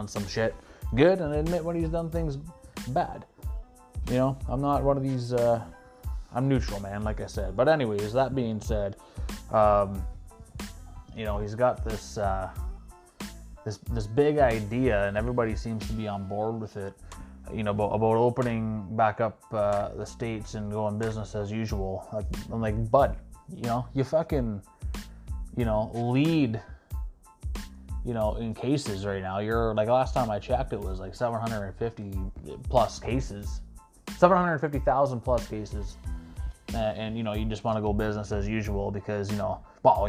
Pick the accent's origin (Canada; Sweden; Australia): Canada; Sault Ste. Marie, Ontario; we were supposed to play this show April 9th at the Canadian here in my hometown